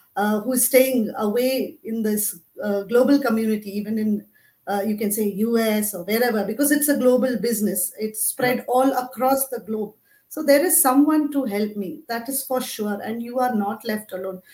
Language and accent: English; Mumbai, Maharashtra, India; now in Abu Dhabi, United Arab Emirates; I am basically from Mumbai, India, currently living in Abu Dhabi, UAE with my family.